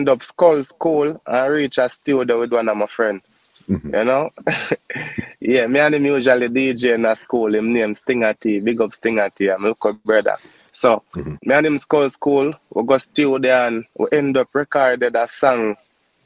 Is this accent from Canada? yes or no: no; Mandeville, Manchester, Jamaica; also born or lived in Kingston, Jamaica; I'm born and raised in Mandeville, Manchester. I really spend most of my time in Kingston because my mother was in Kingston, you know.